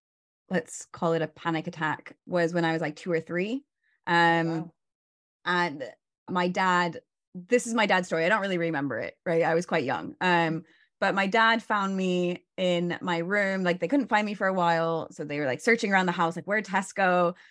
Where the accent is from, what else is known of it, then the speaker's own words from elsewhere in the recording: Oregon, United States; born there; also born or lived in Barcelona, Spain; Yeah, I was born in Oregon.